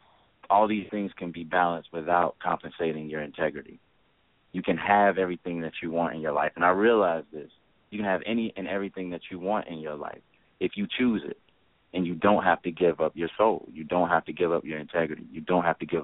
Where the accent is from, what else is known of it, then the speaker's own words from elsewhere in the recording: Memphis, Tennessee, United States; I'm a Memphian